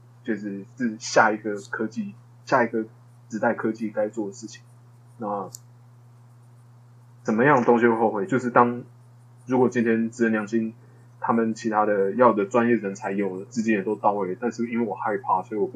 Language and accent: Chinese; Hsinchu, Taiwan; 然后然后回我老家在新竹嘛，那就回回我老家